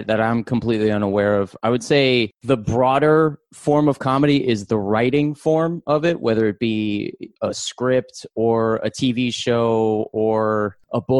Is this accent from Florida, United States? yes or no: yes; Orlando, Florida, United States; now in Los Angeles, United States; I live in Los Angeles, California. I also do podcasts, voiceover work, and I'm also an actor. I'm originally from Orlando, Florida